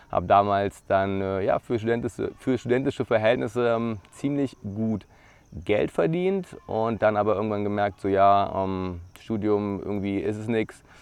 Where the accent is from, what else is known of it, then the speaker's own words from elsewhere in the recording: Brandenburg an der Havel, Brandenburg, Germany; Ich bin aufgewachsen in Brandenburg an der Havel. Das ist äh, eine Stunde ja, von Berlin entfernt, im Land Brandenburg.